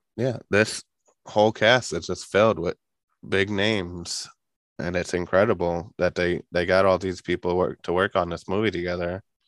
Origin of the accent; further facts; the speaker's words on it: New York, United States; I'm from New York